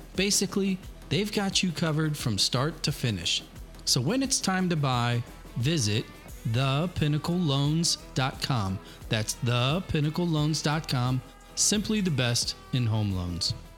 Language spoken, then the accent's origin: English; Granite City, Illinois, United States; I grew up in Granite